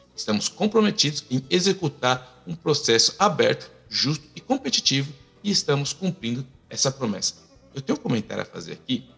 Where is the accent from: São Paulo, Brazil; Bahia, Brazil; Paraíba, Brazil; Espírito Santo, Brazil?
São Paulo, Brazil; moved away as an adult; now in Canada; eu sou nascido em Itaquera